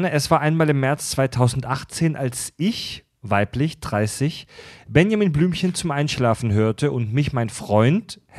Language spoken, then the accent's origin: German; Kieselbronn, Baden-Württemberg, Germany; ich komme aus Kieselbronn, einem noch viel schlimmeren Kaff.